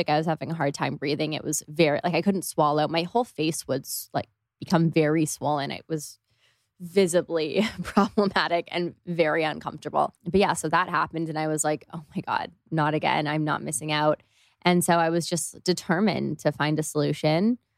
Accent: Toronto, Ontario, Canada; Especially I'm from Canada and it just wasn't. Yeah, yeah we're both from Toronto.

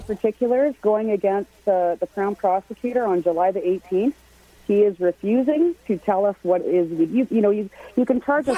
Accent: Canada; Canada was a very dark place. There was there were there were so many suicides in my hometown

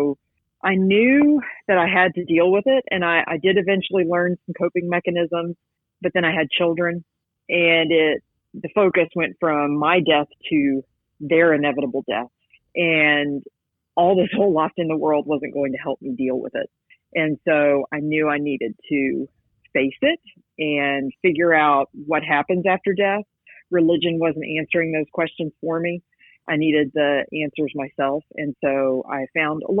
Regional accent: West Virginia, United States; moved away as an adult; now in Georgia, United States; I grew up in West Virginia

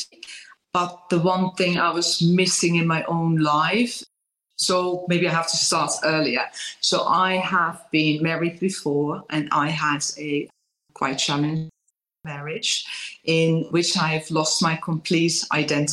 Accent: Netherlands; English is a second language; moved away; I'm raised in Holland, but lived for many years already in English-speaking countries. So I know where my accent is coming from

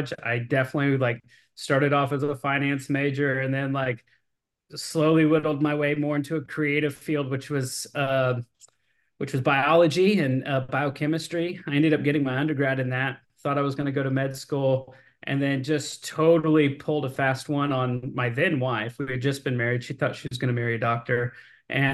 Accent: Austin, Texas, United States; Born and raised in Austin, Texas

